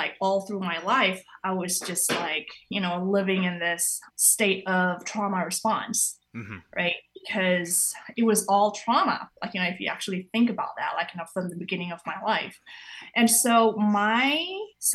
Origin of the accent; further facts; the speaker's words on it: Indonesia; moved away; I grew up in Indonesia